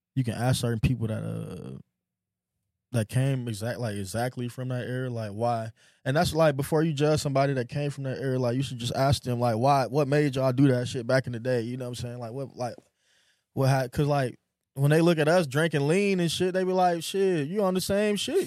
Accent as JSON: {"language": "English", "town": "Houston", "region": "Texas", "country": "United States", "tie": "born or raised there", "also_born_or_lived": "North Lansing, Michigan", "moved": "yes", "said": "I was from the hood. I was from a little bitty town called Cloverleaf in Houston, Texas"}